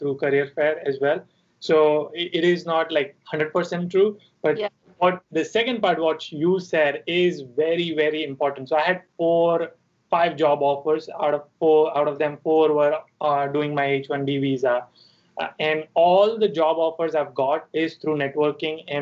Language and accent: English; Mumbai, Maharashtra, India; moved away as an adult; also born or lived in Chico, California; I'm from Mumbai.